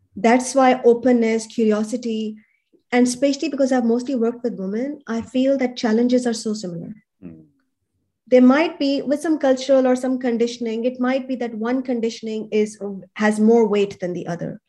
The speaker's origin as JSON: {"language": "English", "country": "Pakistan", "tie": "born or raised there", "also_born_or_lived": "Europe", "moved": "as an adult", "lives_now": "Sydney, Australia", "said": "I come from Pakistan"}